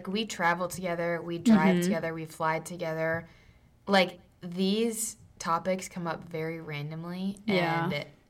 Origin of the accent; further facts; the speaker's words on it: Midwest, Ohio, United States; now in California, United States; I'm just your average Midwest girl out here in California. Come from a big family, small family business. Love it out here.